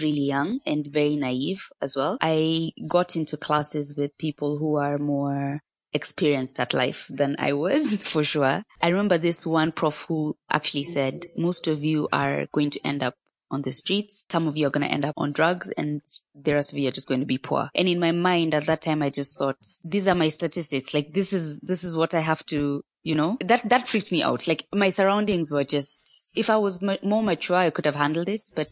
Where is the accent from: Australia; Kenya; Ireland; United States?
Kenya; Nairobi; also born or lived in Taita; I'm from Nairobi, Kenya, although I'm from Taita